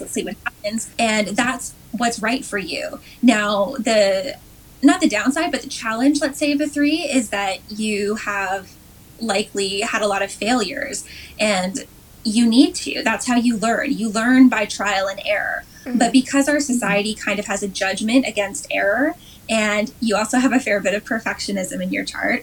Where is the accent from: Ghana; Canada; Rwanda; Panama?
Canada; just outside of Toronto, Ontario; also born or lived in South Korea / Dubai / Western Canada / California; I grew up just outside of Toronto